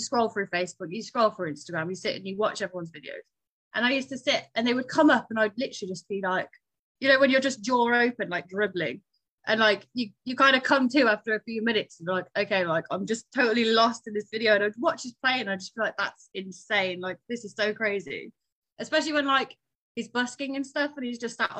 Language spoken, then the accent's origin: English; Newcastle upon Tyne, North East England, United Kingdom; moved away; also born or lived in southern UK; I was born in Newcastle. I now live way further down south in the UK than that.